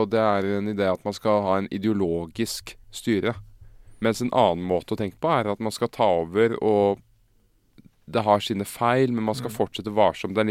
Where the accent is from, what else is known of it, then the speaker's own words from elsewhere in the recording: Oslo, Norway; er jo fra Uranienborg.